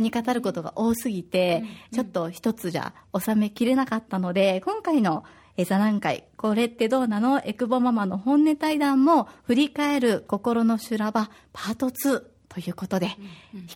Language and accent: Japanese; Osaka, Japan; now in Okinawa, Japan; 私は大阪出身で小学5年生と3年生の2人の子育てをしています。